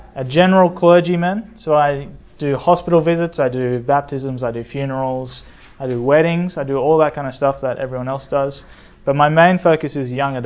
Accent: Australia; moved away as an adult; also born or lived in Sydney, Australia; now in United States; I come from Sydney, Australia, and that's partly true. I grew up in small towns around Australia

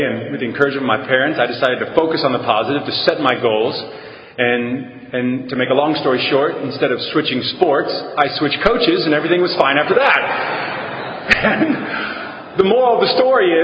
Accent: San Antonio, Texas, United States; I was born and raised in San Antonio, Texas

